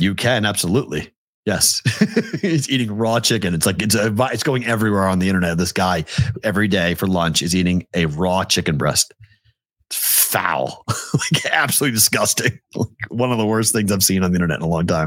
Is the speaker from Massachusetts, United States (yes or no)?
yes; Boston, Massachusetts, United States; moved away; I'm from Boston